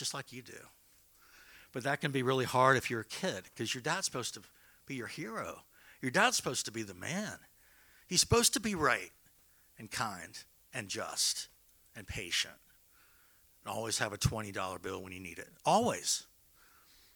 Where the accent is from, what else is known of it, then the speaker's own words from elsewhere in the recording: Northern Virginia, United States; I grew up in Northern Virginia, right near D.C.